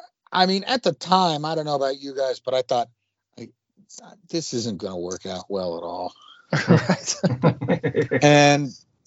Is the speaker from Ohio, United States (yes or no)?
yes; Youngstown, Ohio, United States; I grew up in Youngstown, and in the 19 and you know, it's halfway between Cleveland and Pittsburgh